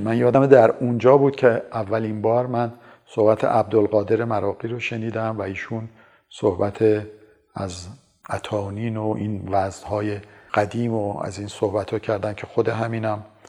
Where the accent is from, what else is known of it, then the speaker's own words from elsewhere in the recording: Tehran, Tehran Province, Iran; also born or lived in Damavand; من در 26 بهمن 1331 در شهر دماوند به دنیا آمدم خانواده من از دماوند نیستن